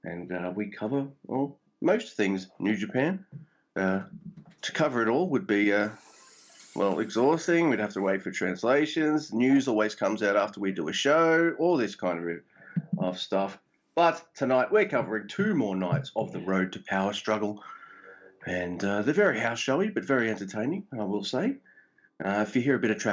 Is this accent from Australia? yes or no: yes; Australia; I'm Aussie